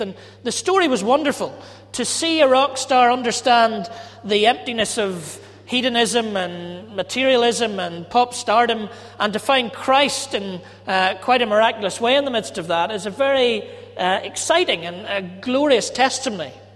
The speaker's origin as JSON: {"language": "English", "town": "Ballymena", "region": "Northern Ireland", "country": "United Kingdom", "said": "I'm from Ballymena"}